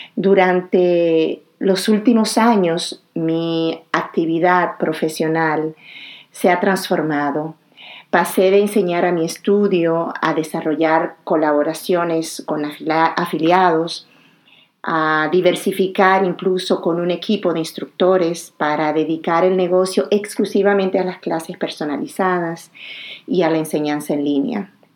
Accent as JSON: {"language": "Spanish", "country": "Dominican Republic", "tie": "born or raised there", "also_born_or_lived": "Morocco / Abidjan, Côte d'Ivoire", "moved": "as an adult", "said": "mi país, mi tierra natal, la República Dominicana"}